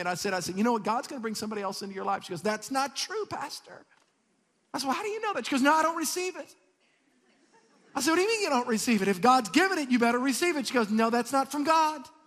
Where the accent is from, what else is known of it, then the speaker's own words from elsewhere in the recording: South Louisiana, United States; I'm from South Louisiana.